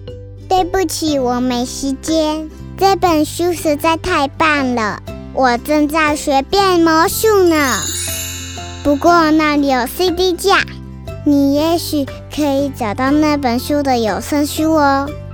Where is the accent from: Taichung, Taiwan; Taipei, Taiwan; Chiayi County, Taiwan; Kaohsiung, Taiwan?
Taichung, Taiwan; 我是来自台中的